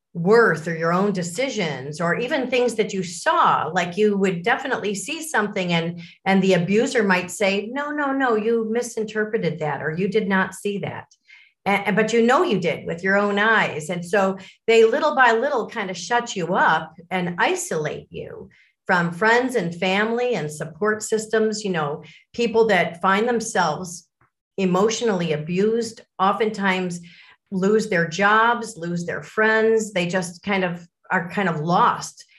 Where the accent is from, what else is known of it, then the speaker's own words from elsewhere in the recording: Lake Forest, Illinois, United States; also born or lived in Miami, Florida; i was born in Miami, Florida, and it wasn't too long after that our family moved to Lake Forest, Illinois, so a North Shore suburb of Chicago. And that's where I grew up.